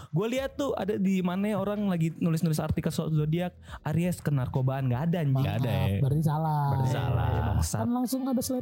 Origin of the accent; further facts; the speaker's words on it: North Sumatra, Indonesia; eh, gue asli Sumatera Utara.